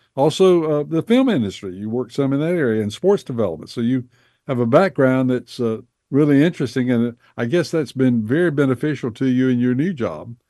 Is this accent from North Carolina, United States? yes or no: yes; Bessemer City, North Carolina, United States; born or raised there